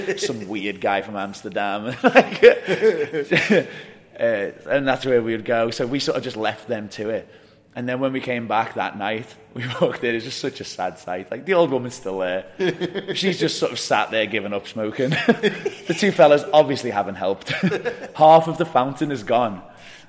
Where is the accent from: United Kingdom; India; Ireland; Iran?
United Kingdom; England; we are English and our languages differ.